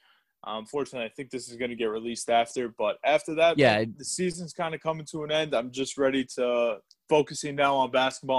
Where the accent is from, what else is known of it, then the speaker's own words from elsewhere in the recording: Boston, Massachusetts, United States; we're from Boston.